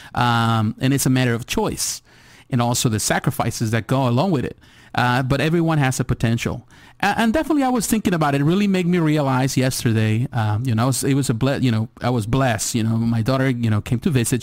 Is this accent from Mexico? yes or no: yes; Mexico; moved away; I was born in Mexico, so I live in Mexico as a kid.